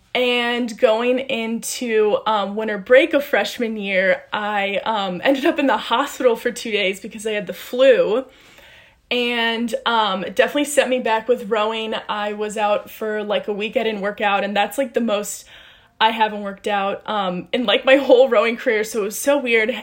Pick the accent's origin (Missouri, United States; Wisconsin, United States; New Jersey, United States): Missouri, United States; St. Louis; moved away as an adult; I was recruited here from St. Louis, Missouri.